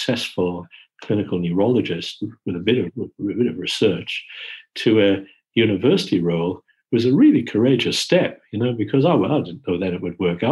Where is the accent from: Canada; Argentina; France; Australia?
Australia; moved away as an adult; now in London, United Kingdom; moving back to Australia to run Monash was an easier move because we're Australian